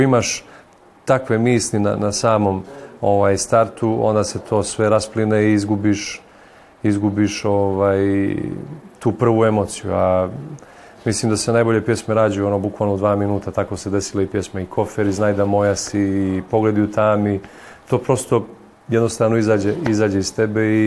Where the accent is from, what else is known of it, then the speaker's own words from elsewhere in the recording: Montenegro; mi u Crnoj Gori